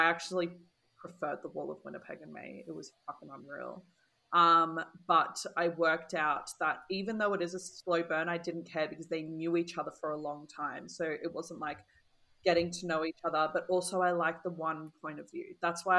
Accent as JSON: {"language": "English", "country": "Australia", "said": "we're Australian"}